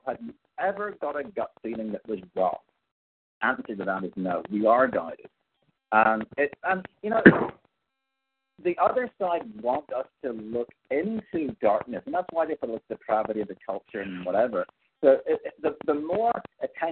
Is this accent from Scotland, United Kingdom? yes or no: no; Northern Ireland, United Kingdom; I'm Northern Irish, so I could be considered UK